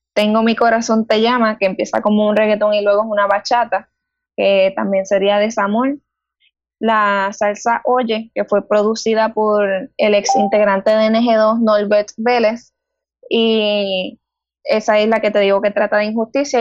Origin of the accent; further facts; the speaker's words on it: Guayanilla, Puerto Rico; Tengo 20 años y soy del pueblo de Guayanilla